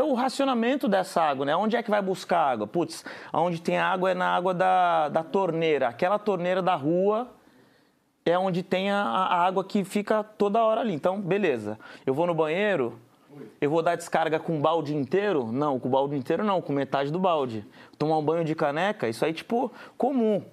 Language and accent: Portuguese; Guarujá, São Paulo, Brazil; Eu sou do Guarujá, que é uma cidade do litoral de São Paulo